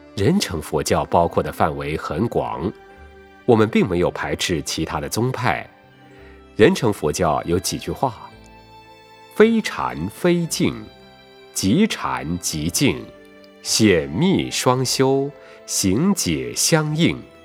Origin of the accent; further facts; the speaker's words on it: Taiwan; 不但我们台湾人听得懂